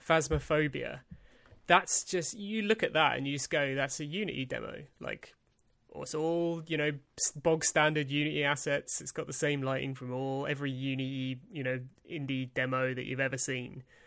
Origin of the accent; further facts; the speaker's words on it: East Dereham, East of England, United Kingdom; accent: Norwich; I'm from Norfolk